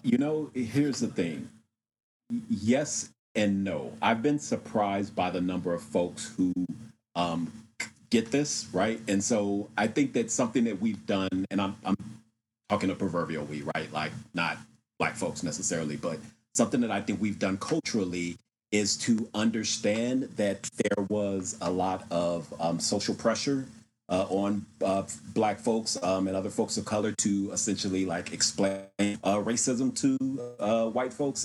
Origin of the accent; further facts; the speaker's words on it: Austin, Texas, United States; now in Washington, D.C., United States; I am originally from Austin, Texas, and I currently live in Washington, D C.